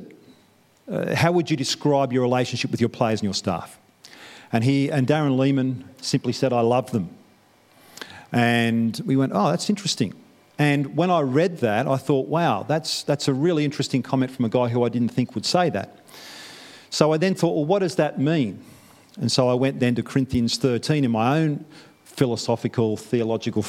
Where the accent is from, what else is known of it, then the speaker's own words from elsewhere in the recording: Newcastle, New South Wales, Australia; moved away as an adult; now in New Zealand; I'm from Newcastle